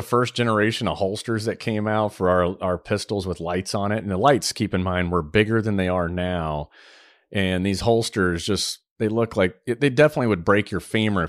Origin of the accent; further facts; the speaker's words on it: Saudi Arabia; I grew up in Saudi, and while I was over there in the 80s is when the first G-Shock watch came out.